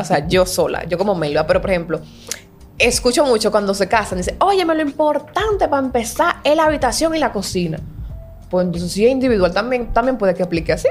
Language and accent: Spanish; Dominican Republic; como buen dominicano.